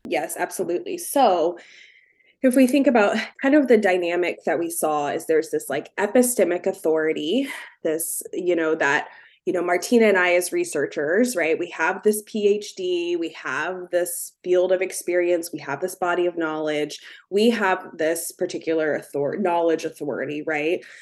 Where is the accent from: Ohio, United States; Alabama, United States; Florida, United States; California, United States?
Ohio, United States; Cincinnati; now in Morgantown, United States; I grew up in the Cincinnati area